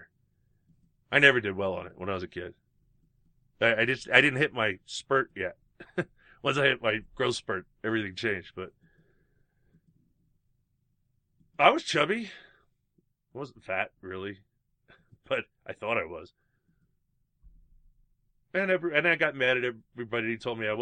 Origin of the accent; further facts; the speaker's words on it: United States; being an American